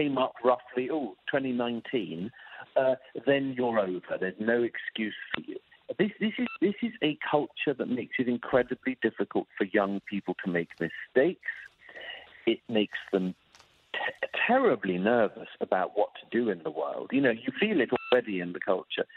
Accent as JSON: {"language": "English", "country": "United Kingdom", "moved": "yes", "said": "my home country, in the UK"}